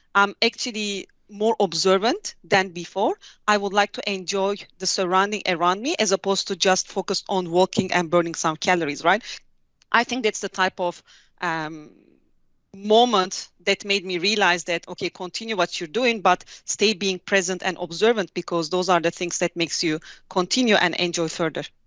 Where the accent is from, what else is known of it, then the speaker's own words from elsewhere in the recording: Hatay, Turkey; moved away as an adult; also born or lived in Ankara / South Africa; I'm from a little city called Hatay, south of Turkey